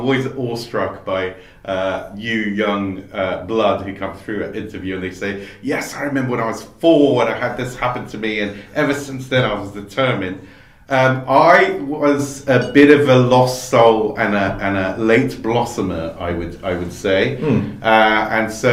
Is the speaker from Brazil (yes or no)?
yes; Brazil; now in United Kingdom; I mostly grew up in Brazil.